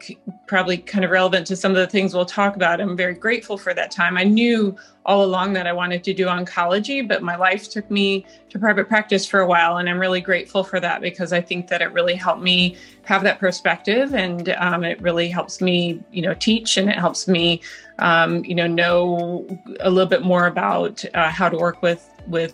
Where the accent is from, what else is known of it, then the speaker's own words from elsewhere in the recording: Colorado, United States; moved away as an adult; also born or lived in New York City / St. Louis / Illinois; I grew up in Colorado